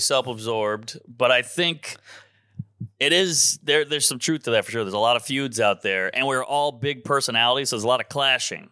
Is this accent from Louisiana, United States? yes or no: yes; New Orleans, Louisiana, United States; moved away as an adult; also born or lived in Baton Rouge; now in New York, United States; New Orleans